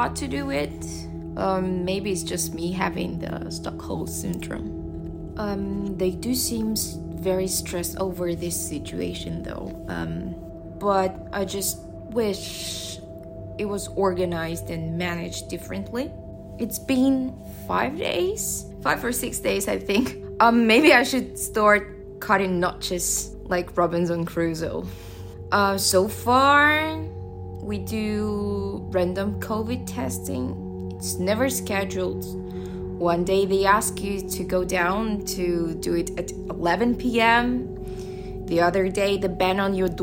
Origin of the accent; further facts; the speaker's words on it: Russia; now in Shanghai, China; I'm from Russia. I moved to China 8 years ago.